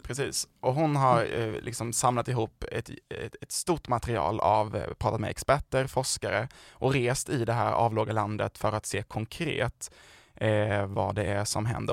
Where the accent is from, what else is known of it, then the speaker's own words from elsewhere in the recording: southern Sweden, Sweden; accent: southern Swedish dialect; jag är ju från de södra delarna av landet, men det är någon som har missat det på min dialekt.